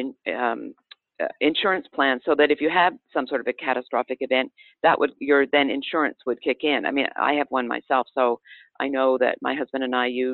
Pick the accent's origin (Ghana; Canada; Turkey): Canada; now in United States; I'm from Canada. I grew up under a single payer system where the government is the sole provider of health care